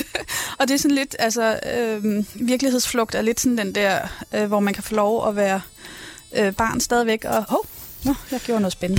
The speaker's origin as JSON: {"language": "Danish", "town": "Rungsted", "region": "Capital Region of Denmark", "country": "Denmark", "tie": "born or raised there", "said": "jeg er født og opvokset i Rungsted"}